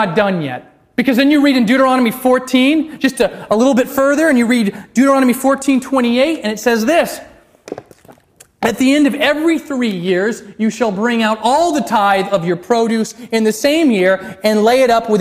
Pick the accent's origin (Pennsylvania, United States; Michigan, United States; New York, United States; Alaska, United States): Alaska, United States; my home state of Alaska